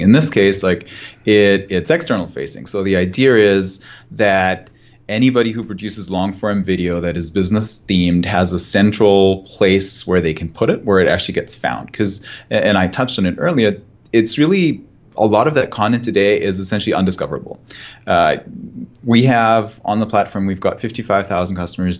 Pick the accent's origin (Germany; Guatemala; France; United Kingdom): Germany; moved away; I'm, I'm German, I'm from Germany